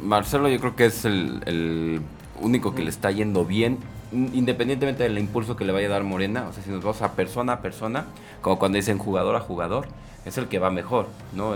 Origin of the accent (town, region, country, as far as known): Mexico